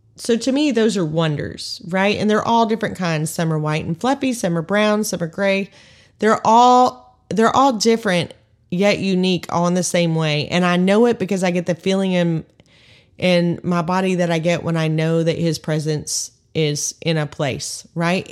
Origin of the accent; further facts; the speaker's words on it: Texas, United States; 'Cause we're from Texas, right? I'm from Texas